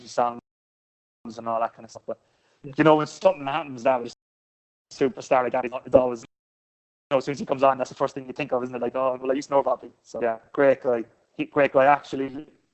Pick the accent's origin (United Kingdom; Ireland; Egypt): Ireland; Cork, Munster; moved away; I am that in Cork